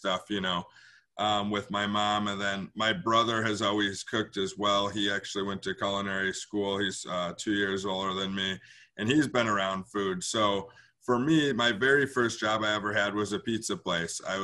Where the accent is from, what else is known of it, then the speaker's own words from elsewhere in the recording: Milwaukee, Wisconsin, United States; I'm born and raised in Bayview. So I'm back in my home neighborhood, in my little area in Milwaukee. But I've been here my whole life